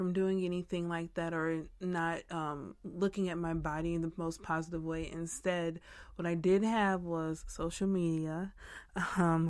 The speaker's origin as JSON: {"language": "English", "town": "Farmington Hills", "region": "Michigan", "country": "United States", "tie": "born or raised there", "also_born_or_lived": "Northampton, United Kingdom", "moved": "yes", "lives_now": "Texas, United States", "said": "I'm from Michigan, went to school and kind of grew up in Farmington Hills"}